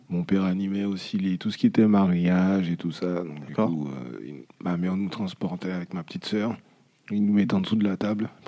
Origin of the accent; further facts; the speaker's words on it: Martinique; moved away as an adult; now in France; musicien originaire de la Martinique, comme on a pu l'entendre. Mhm j'ai grandi là-bas, je suis arrivé ici, j'avais 19 ans